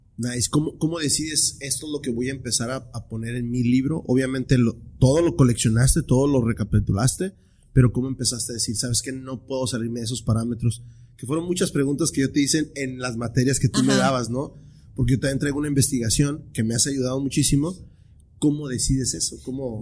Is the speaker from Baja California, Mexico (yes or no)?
yes; Tijuana, Baja California, Mexico; muchos tijuanenses así somos